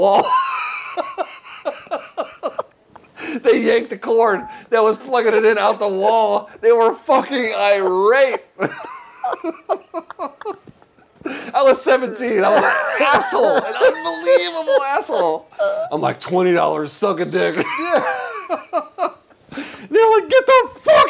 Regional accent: Georgia, United States; I grew up in Georgia

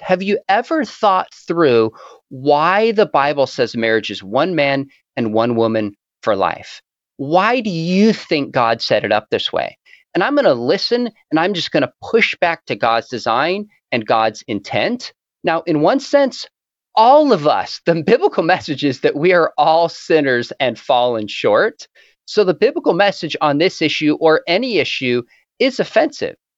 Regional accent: California, United States; also born or lived in Orange County; I was from California

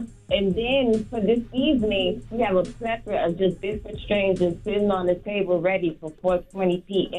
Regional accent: Chicago, Illinois, United States; I'm from Chicago.

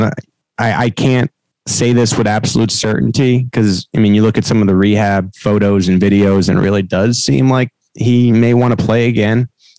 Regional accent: New York, United States; now in Kansas City, United States; I'm a New Yorker, and I really consider this my second home.

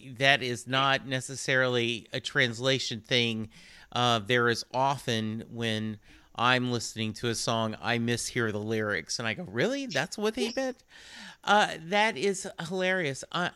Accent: England, United Kingdom; I speak no other language. You know, I am English.

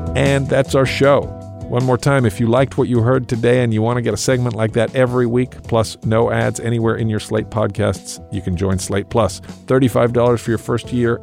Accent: London, United Kingdom; I was born in London, England

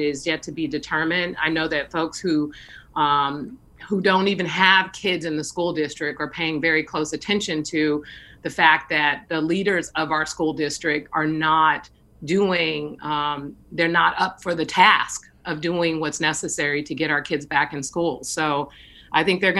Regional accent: San Francisco, California, United States; I have been really fortunate growing up in San Francisco, attending public schools

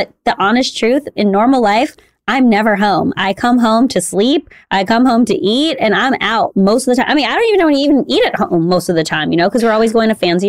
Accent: Chicago, Illinois, United States; now in New York, United States; when you're a city person, like I'm a city person, I'm from Chicago originally

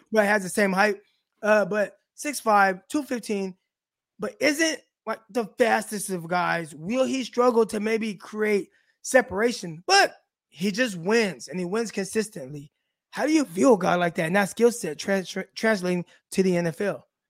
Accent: Southern California, United States; We're from my hometown, South California

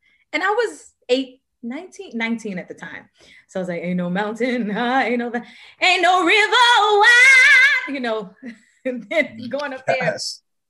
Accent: Nashville, Tennessee, United States; Nashville, Tennessee.

